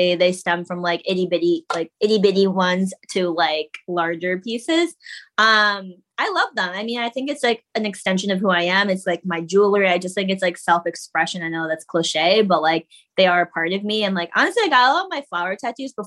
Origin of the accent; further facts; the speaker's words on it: Connecticut, United States; now in New York, United States; I grew up in Connecticut